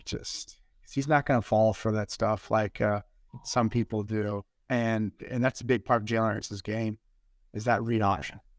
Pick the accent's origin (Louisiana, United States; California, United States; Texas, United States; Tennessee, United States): Texas, United States; Dallas; I'm from Dallas, right? And I'm born in nineteen eighty-two